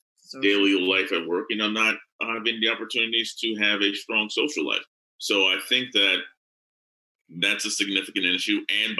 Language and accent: English; Chambersburg, Pennsylvania, United States; now in Pittsburgh, United States; central Pennsylvania in my hometown, which is called Chambersburg, Pennsylvania.